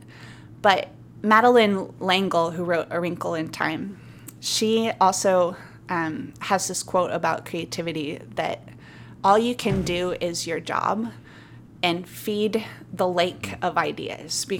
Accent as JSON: {"language": "English", "region": "Montana", "country": "United States", "moved": "as an adult", "lives_now": "Solana Beach, United States", "said": "I'm from Montana originally"}